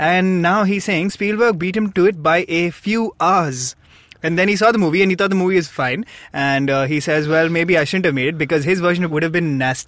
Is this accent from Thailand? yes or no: no; South India, India; We are South Indian.